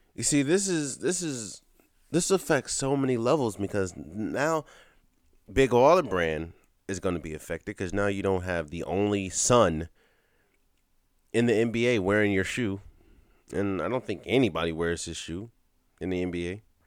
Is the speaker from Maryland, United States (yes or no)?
yes; Maryland, United States; I'm from Maryland